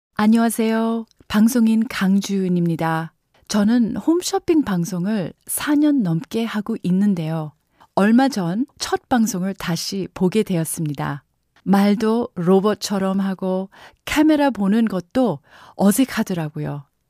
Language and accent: Korean; Canada; now in South Korea; 저는 캐나다에서 학교를 다녔습니다. 학교에서 제가 유일한 한국인이었는데요.